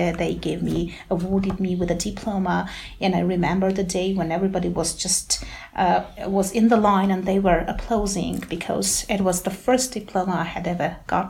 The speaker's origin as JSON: {"language": "English", "town": "Gyumri", "region": "Shirak", "country": "Armenia", "tie": "born or raised there", "second_language": "English", "said": "Oh, it's very interesting to go back to my childhood. I was born in 1980, and my memories of my childhood are a bit vague but very peaceful."}